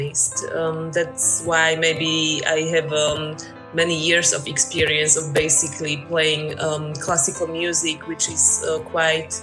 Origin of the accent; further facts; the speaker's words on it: Slovakia; English is a second language; moved away as an adult; also born or lived in Denmark / York; now in Berlin, Germany; Recently, I'm living in Berlin, but originally I come from Slovakia